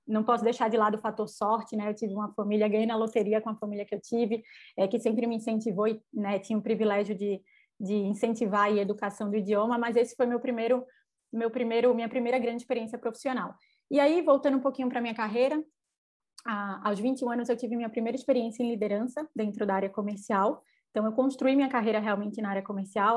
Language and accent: Portuguese; Recife, Pernambuco, Brazil; accent: nordestino; sou nordestina, o sotaque não me deixa mentir, né? Com muito orgulho, recifense de sangue, de criação